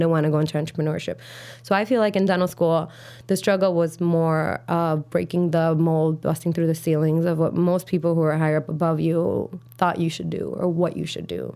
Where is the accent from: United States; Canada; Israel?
United States; Chicago, Illinois; grew up on the south side of Chicago